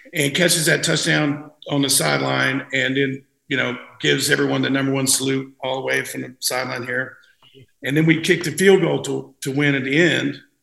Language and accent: English; North Carolina, United States; moved away as an adult; also born or lived in Arizona; I came out from North Carolina. Um, I, I graduated from a high school of 103 people, 5,200 people in my hometown.